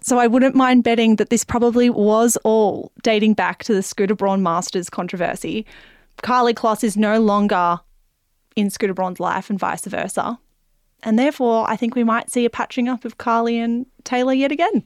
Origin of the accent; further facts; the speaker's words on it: Melbourne, Victoria, Australia; We're from Melbourne